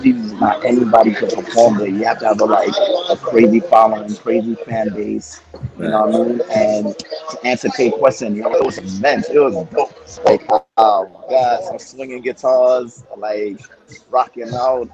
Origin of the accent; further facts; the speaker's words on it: Jamaica; now in New York, United States; I reside in Jamaica, Queens, but you know I'm from Jamaica